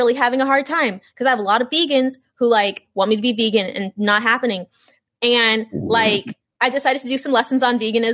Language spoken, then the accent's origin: English; Los Angeles, California, United States; I'm from Los Angeles, California. My parents, Los Angeles. My grandparents, Los Angeles.